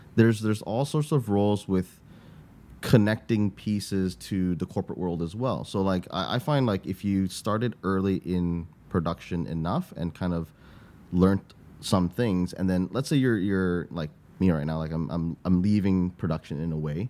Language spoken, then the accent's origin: English; Canada; moved away as an adult; now in Singapore; I grew up in Canada